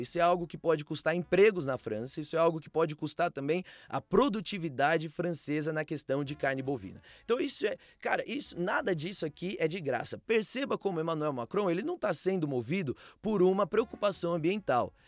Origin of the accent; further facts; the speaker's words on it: Brazil; no nosso país